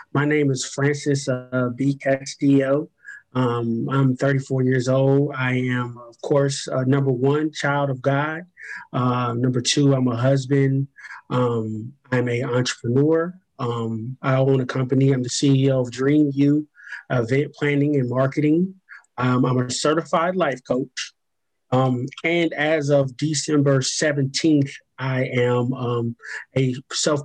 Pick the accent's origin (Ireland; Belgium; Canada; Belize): Belize; moved away; I was born in Belize, Central America